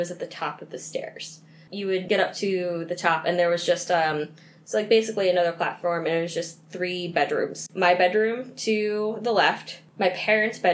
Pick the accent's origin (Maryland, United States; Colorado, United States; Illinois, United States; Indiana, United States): Maryland, United States; Baltimore; When I was growing up in Baltimore, in the suburbs of Baltimore, I lived in a haunted house